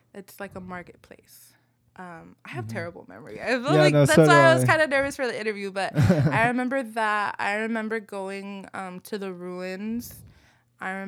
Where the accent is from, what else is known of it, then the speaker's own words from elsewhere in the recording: Los Angeles, California, United States; I grew up here in South Central